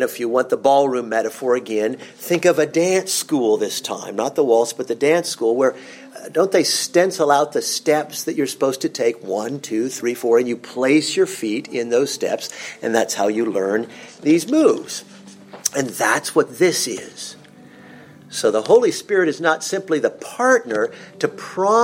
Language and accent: English; Vienna, Austria; moved away; growing up in Vienna